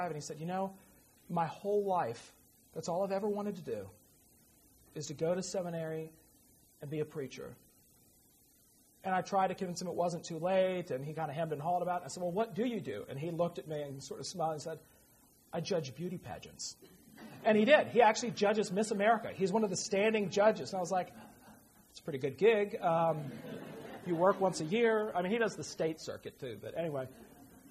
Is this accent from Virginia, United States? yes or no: yes; Virginia, United States; moved away; my hometown because she thought it was cute. And it is. Rolling hill, horse country right at the foot of the Blue Ridge